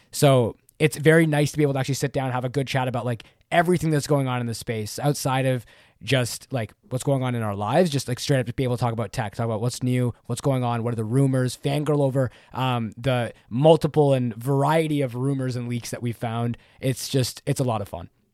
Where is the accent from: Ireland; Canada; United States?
Canada; I'm Canadian, Canadian, eh